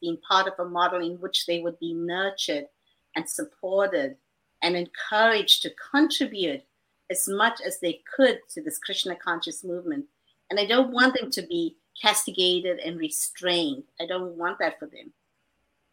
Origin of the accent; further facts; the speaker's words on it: South Africa; now in Potomac, United States; I grew up in South Africa too